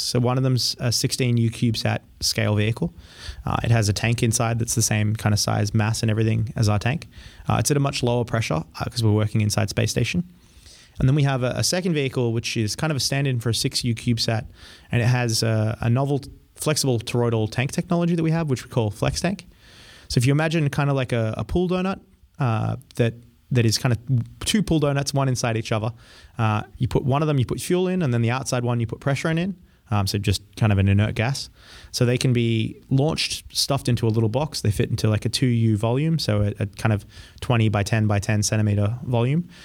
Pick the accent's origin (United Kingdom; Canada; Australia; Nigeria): Australia; also born or lived in France / Colorado; now in United States; I grew up in Australia